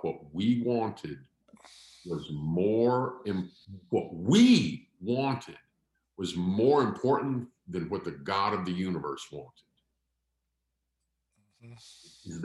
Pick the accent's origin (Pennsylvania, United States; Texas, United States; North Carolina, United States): Pennsylvania, United States; We're all from Pennsylvania